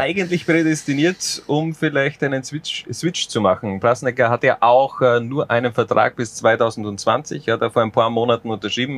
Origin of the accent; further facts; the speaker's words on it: a village in Styria, Austria; Ich komme direkt aus dem Wald, wenn man ehrlich ist, äh, aus einem Dorf in der Steiermark